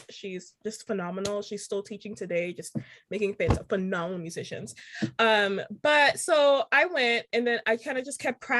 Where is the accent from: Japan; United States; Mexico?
United States; accent: American; now in Charleston, United States; my American accent